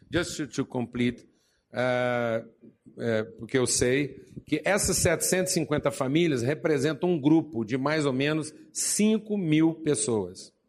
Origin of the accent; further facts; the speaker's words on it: Zahle, Beqaa, Lebanon; fui trabalhar no meu ministério na minha terra natal em Zahlen.